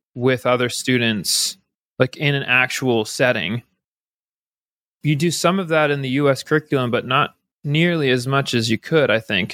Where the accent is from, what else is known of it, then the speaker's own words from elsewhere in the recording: Napa, California, United States; moved away as an adult; also born or lived in Flagstaff, Arizona / Netherlands / South Korea; I grew up in California in, in a place called Napa